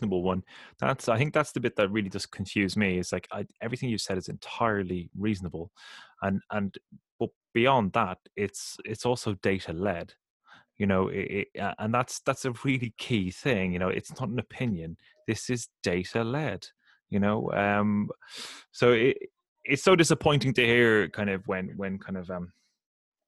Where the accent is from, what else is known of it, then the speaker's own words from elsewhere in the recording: Ireland; I grew up in Catholic Ireland